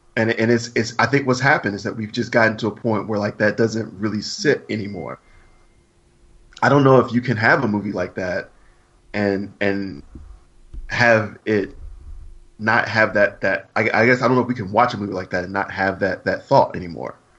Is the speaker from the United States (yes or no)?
yes; Alabama, United States; I'm from Alabama